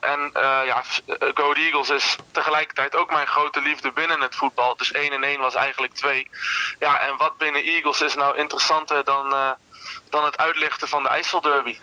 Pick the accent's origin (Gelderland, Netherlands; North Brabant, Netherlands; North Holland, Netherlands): Gelderland, Netherlands; Twello; ik kom uit Twello, maar Deventer kan, ik dan wel tussen haakjes mijn stad noemen.